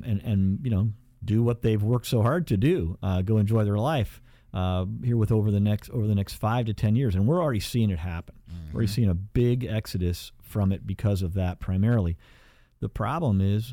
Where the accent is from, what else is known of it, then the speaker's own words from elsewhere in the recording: Midwest, United States; we're from the Midwest